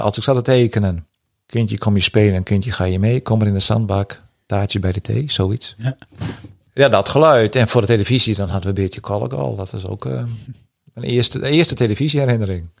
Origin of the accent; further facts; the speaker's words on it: Friesland, Netherlands; in dit stuk van Friesland, ook waar ik ben opgegroeid